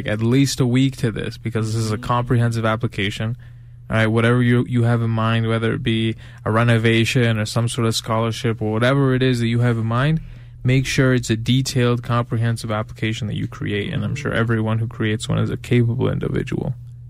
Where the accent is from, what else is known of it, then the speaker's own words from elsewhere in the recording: New York, United States; I swear to God, I'm from New York.